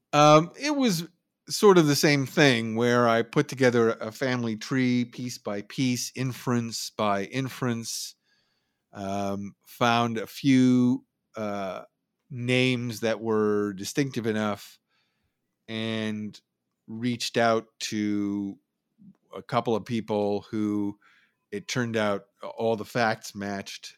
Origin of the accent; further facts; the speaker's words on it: Oakland, California, United States; also born or lived in San Francisco, California / Berkeley, California; I grew up in San Francisco and the East Bay, uh, mostly Berkeley and Oakland, went to high school in Oakland